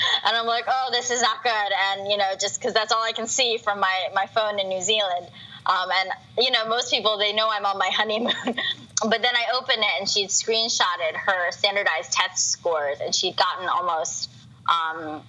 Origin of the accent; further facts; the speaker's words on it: United States; I'm an American